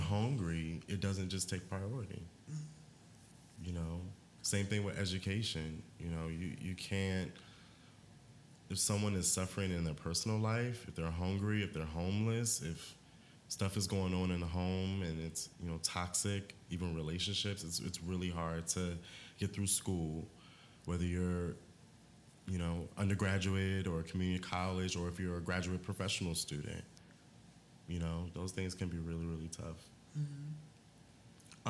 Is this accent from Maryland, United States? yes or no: yes; Maryland, United States; I am from Maryland